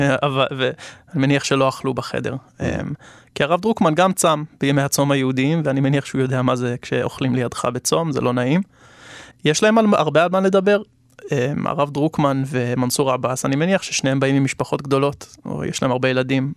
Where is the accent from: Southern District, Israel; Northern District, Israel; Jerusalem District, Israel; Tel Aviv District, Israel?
Jerusalem District, Israel; Jerusalem; also born or lived in Canberra, Australia; אני יליד ירושלים